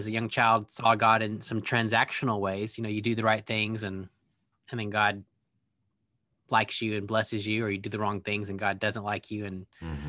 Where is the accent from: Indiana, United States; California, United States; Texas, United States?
Texas, United States; Waco; accent: Texas drawl; Well, I'm a Texan. I've lived in a lot of different places since then. I've been told that I've lost a lot of my Texas draw.